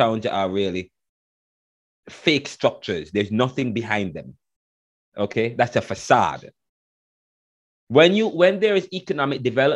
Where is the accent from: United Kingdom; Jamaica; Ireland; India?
Jamaica; now in United States; I'm Jamaican.